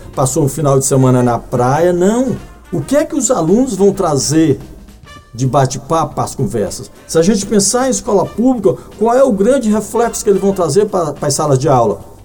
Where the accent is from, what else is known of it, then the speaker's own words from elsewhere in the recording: Brazil; nós brasileiros